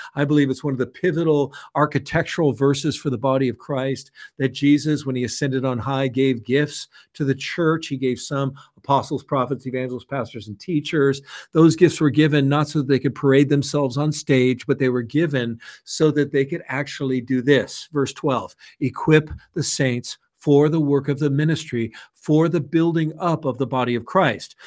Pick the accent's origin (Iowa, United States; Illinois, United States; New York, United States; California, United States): California, United States; San Francisco; I was raised in San Francisco by hippie parents